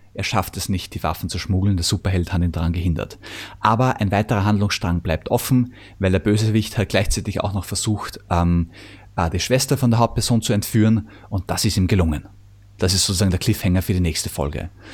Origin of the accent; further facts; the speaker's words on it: Vienna, Austria; ich komme übrigens aus Wien